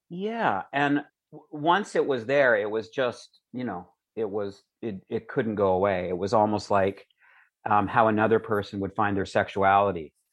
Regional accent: Calgary, Alberta, Canada; also born or lived in Edmonton; growing up in Calgary

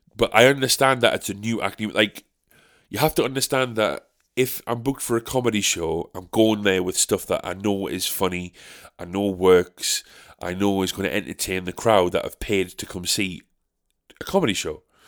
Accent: United Kingdom; as British people

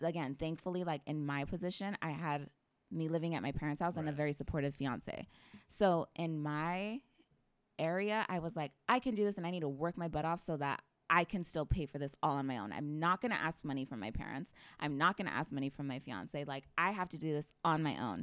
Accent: Parlier, California, United States; grew up in Parlier my entire life

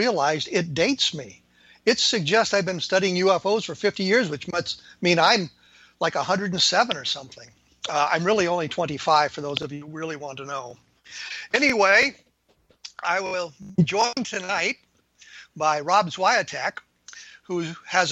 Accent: Colorado, United States; I was growing up in Colorado

